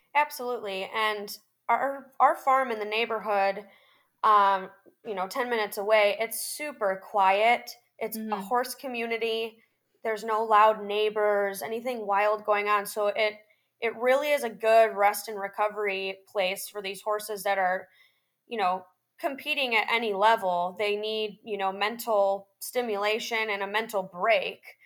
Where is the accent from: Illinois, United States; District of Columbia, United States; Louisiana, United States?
Illinois, United States; Chicago; moved away as an adult; now in Ocala, United States; I am originally from the Chicagoland area and I am now based in Ocala, Florida